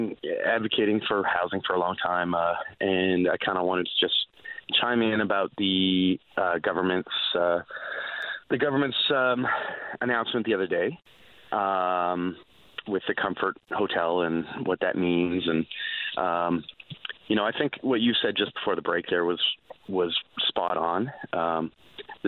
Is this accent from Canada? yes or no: yes; Cambridge, Ontario, Canada; moved away; so I grew up in Ontario, just outside of Cambridge, on a 45-acre farm there